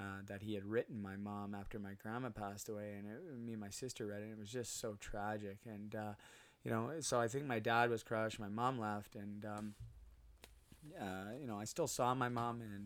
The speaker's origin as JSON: {"language": "English", "town": "Port Coquitlam", "region": "British Columbia", "country": "Canada", "tie": "born or raised there", "also_born_or_lived": "Burnaby, British Columbia / Muskoka, Ontario", "moved": "as an adult", "lives_now": "Utterson, Canada", "said": "I grew up on a street called Morrison, 1485 Morrison"}